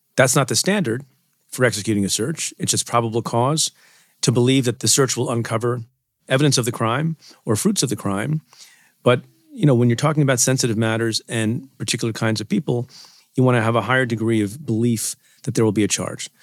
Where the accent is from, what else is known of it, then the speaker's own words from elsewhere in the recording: Buffalo, New York, United States; also born or lived in Ferozepur, Punjab, India / United Kingdom; I was born in India, came to the United States very young, uh, when my father brought my mom and me to Buffalo, New York, via the U K